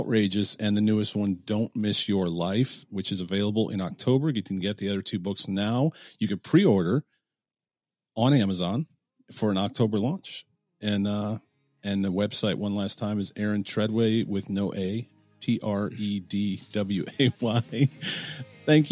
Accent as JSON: {"language": "English", "town": "Bedford", "region": "Ohio", "country": "United States", "tie": "born or raised there", "moved": "yes", "lives_now": "Columbus, United States", "said": "I'm a native Clevelander, and we live in Columbus, Ohio"}